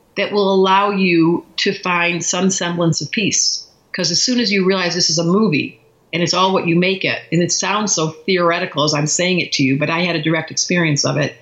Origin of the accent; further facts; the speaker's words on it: Detroit, Michigan, United States; We grew up in Detroit